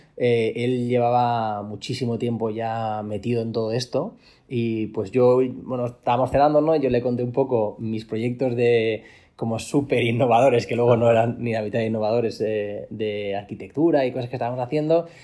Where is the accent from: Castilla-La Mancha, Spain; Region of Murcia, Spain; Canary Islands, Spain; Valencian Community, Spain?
Valencian Community, Spain; Valencia; soy de Valencia